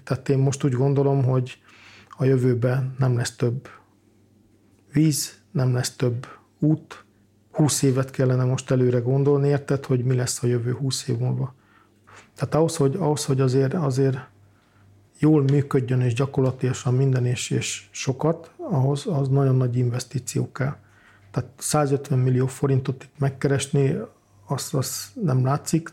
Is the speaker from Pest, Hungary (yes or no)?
yes; Valkó, Pest, Hungary; moved away; Én Valkon születtem Gödöllő mellett, tehát Pest megyének a központi részében.